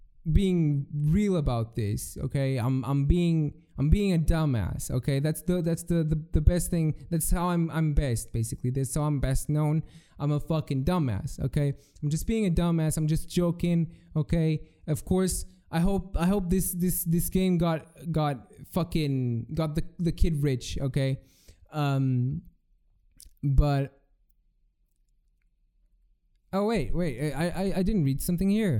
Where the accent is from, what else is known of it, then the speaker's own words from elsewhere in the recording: Portugal; I'm from Portugal